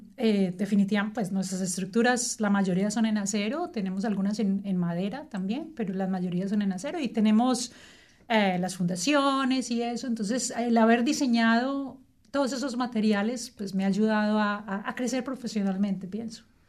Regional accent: Colombia; moved away as an adult; now in Wellington, New Zealand; después de que me vine de Colombia, trabajé

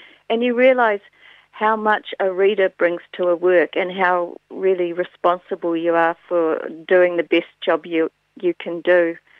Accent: Fairlie, Canterbury, New Zealand; when I grew up in Fairlie and spent a lot of time in the Mackenzie Basin, and I was thinking about snow and those sort of really long, cold winters

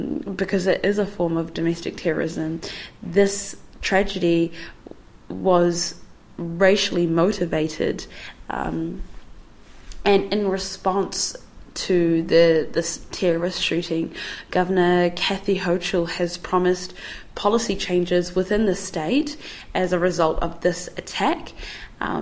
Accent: New Zealand; I am also a Kiwi person

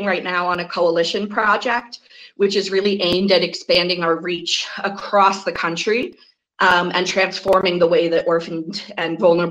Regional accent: Connecticut, United States; I'm coming from Connecticut, which is in kind of a funny position

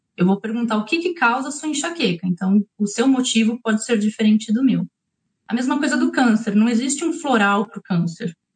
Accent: São Paulo, Brazil; moved away as an adult; now in New Zealand; Eu sou de São Paulo

